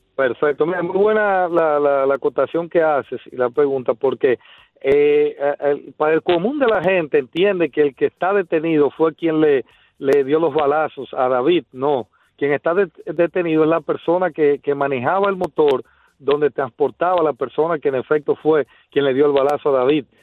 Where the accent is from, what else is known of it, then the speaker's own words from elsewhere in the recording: Dominican Republic; uno como dominicano se siente muy orgulloso